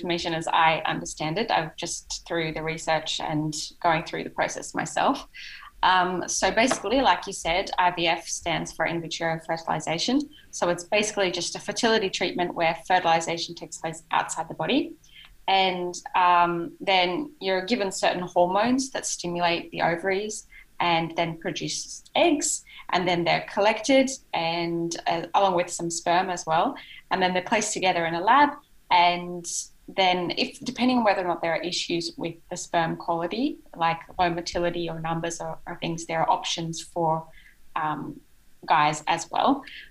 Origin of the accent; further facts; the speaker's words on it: Australia; now in Japan; it's my home country